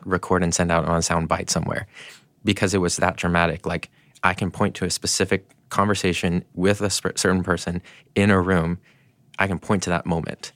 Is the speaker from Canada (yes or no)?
yes; Canada; now in United States; I was born in Canada